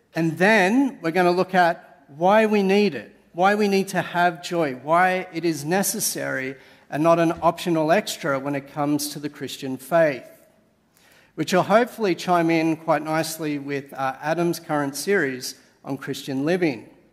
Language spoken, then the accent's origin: English; Sydney, New South Wales, Australia; moved away as an adult; now in Canberra, Australia; I'm originally a Sydney sider